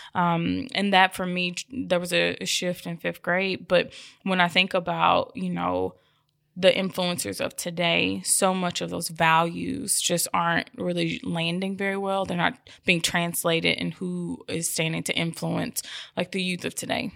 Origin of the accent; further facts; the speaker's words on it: Memphis, Tennessee, United States; moved away; I'm from Orange Mountain. And so I returned home five years ago